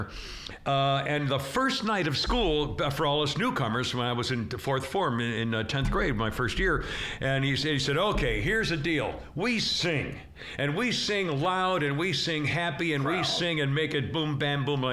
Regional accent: Illinois, United States; moved away as an adult; now in Roswell, United States; I'm from Illinois

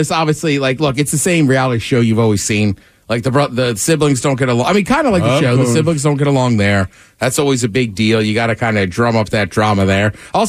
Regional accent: Maryland, United States; growing up in Maryland

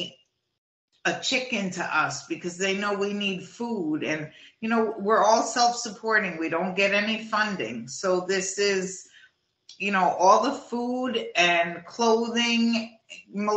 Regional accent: New Jersey, United States; also born or lived in Florida; now in Manitoba, Canada; I'm from New Jersey originally

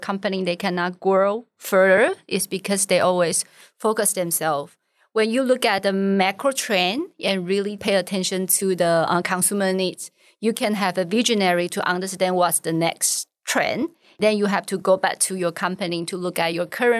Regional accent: Taiwan; English is a second language; moved away as an adult; also born or lived in New York; the first opportunity for me to live outside of Taiwan

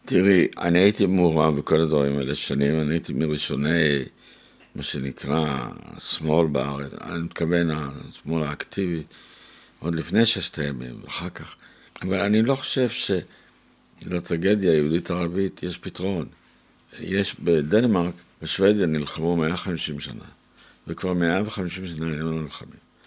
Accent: Israel; ואני גם כן לא הייתי בדיוק מארץ ישראל, נולדתי פה, אבל לא הייתי.

